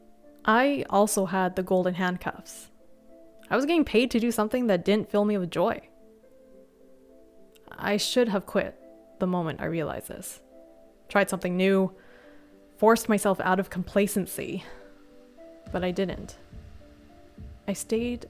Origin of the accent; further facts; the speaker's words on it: Canada; they moved to Canada, which is where I was born.